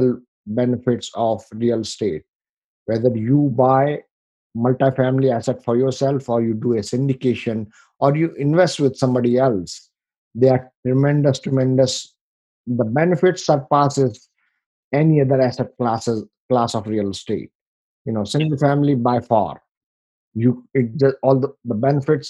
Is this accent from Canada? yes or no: no; India; moved away as an adult; now in United States; I come from India, you know, with a very humble background. You know, I came here in 1998.